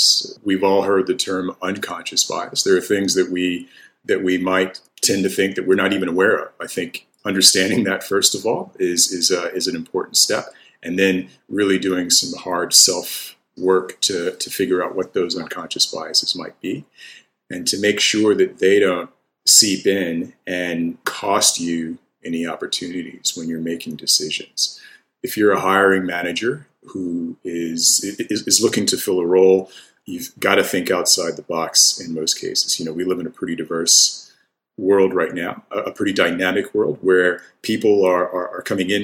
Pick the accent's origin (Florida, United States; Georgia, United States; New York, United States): Georgia, United States; the South; for me, it really sort of came home how different I was whenever we moved to Georgia